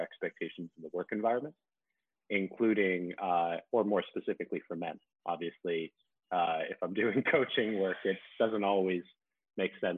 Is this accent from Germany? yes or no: no; Canada; moved away as an adult; also born or lived in Winnipeg; now in Malaysia; I work currently in Malaysia. I'm originally from Canada.